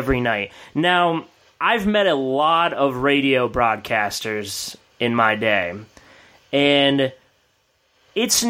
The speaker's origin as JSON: {"language": "English", "region": "East Coast", "country": "United States", "said": "I'm from the East Coast in general"}